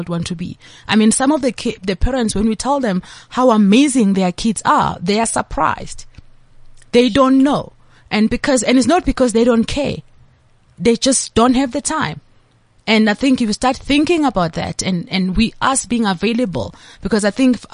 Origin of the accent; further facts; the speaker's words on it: Diepsloot, Gauteng, South Africa; English is a second language; So I am a child from Diepsloot